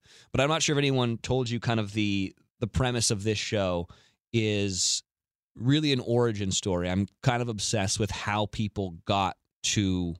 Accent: California, United States; because I grew up basically in the Bay Area, so I grew up a Raider fan, but I went to journalism school at the University of Mississippi, or Ole Miss

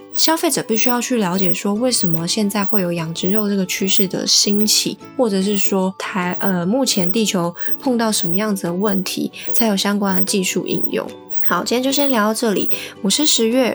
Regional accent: Taiwan; 身为台湾人的话，一定会去选择一些跟台湾贴近或是我们平常饮食习惯相关的一些食品选择

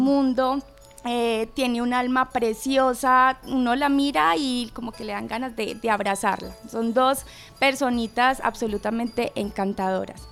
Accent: Colombia; es algo que nos caracteriza como colombianos

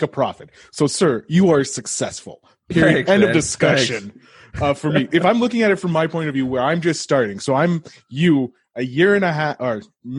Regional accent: Canada; I'm Canadian

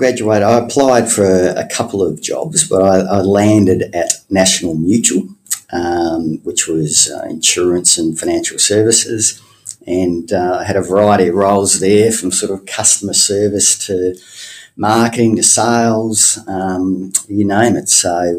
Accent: Tasmania, Australia; Fantastic. Love Tassie. People are great. Lots of places to see. Cascade Draft was very tasty. It was a good place to grow up in. Loved living there.

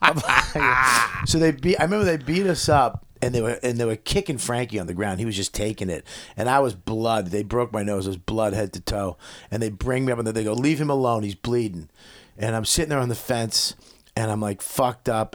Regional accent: Medford, Massachusetts, United States; moved away; also born or lived in Westchester; I'm from Medford

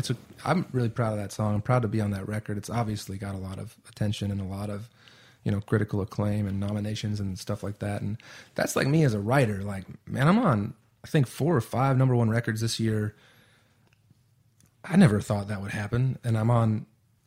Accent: Allegan, Michigan, United States; moved away; I don't live in my hometown anymore, but I just know the feeling of when I get to 42nd Street in Allegan, Michigan

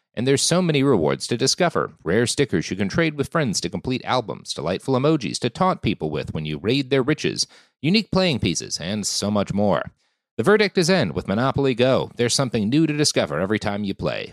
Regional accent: Texas, United States; I come from Texas

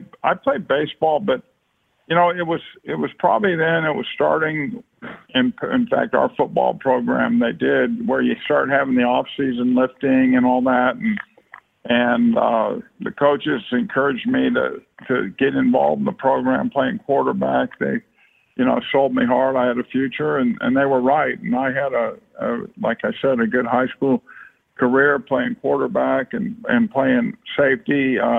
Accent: Martinez, California, United States; But we grew up in Martinez, California

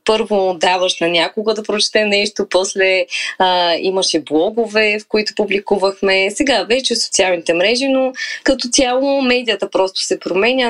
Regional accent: Varna, Varna Province, Bulgaria; also born or lived in Balchik; аз съм живяла, съм родена във Варна, живяла съм в Бълчик известно време, после се преместихме цялото семейство във Варна и съм била много близо до морето като дете

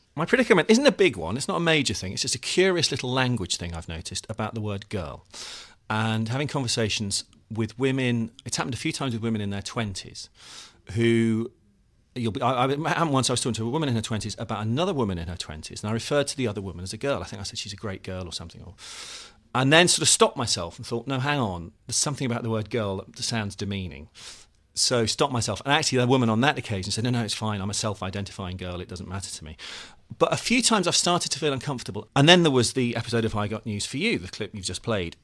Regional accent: the Midlands, England, United Kingdom; now in London, United Kingdom; I'm originally from the Midlands

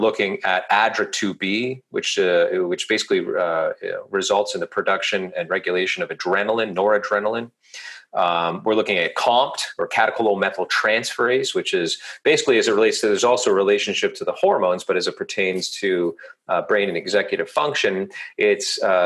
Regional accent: Toronto, Ontario, Canada; I'm from Toronto, Canada.

